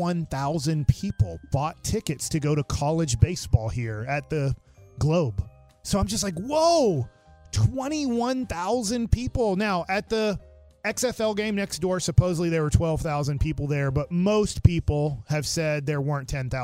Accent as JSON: {"language": "English", "town": "Duncanville", "region": "Texas", "country": "United States", "tie": "born or raised there", "said": "I grew up in Dallas-Fort Worth, Duncanville."}